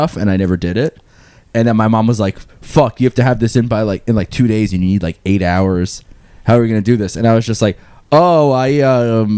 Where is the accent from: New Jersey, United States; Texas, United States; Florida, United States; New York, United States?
New York, United States; Long Island; I'm from Long Island